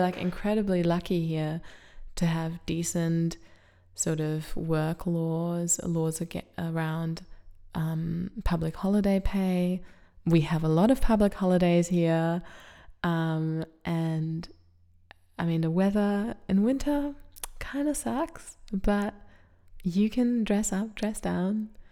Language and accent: English; Germany; now in Australia; I'm from Germany